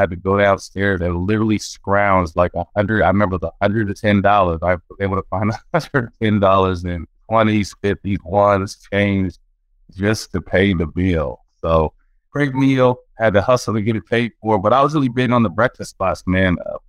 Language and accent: English; California, United States; Well, yeah, you know I'm from Northern California, actually born right next to the Bay Area.